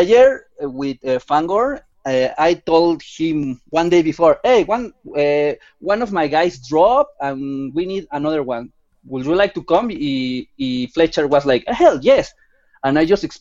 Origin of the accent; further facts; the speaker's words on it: Mexico City, Mexico; I'm from Mexico City, the main city in my country.